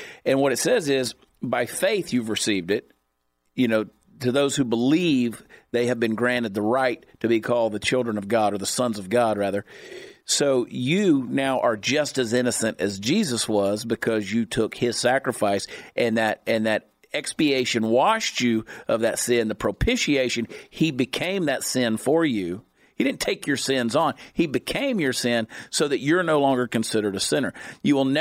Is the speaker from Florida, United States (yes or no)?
no; Dallas, Texas, United States; I'm a Texan, because I was conceived in Dallas.